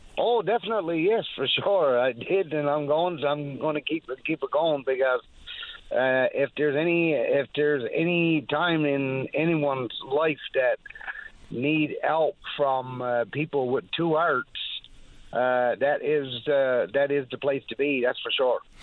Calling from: Great Northern Peninsula, Newfoundland and Labrador, Canada; I'm calling from the Great Northern Peninsula, where it's pretty windy overnight

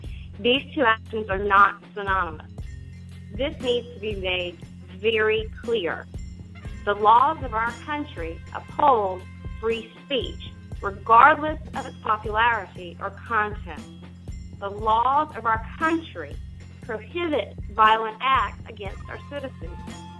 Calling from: Charleston, South Carolina, United States; calling you from Charleston, South Carolina.

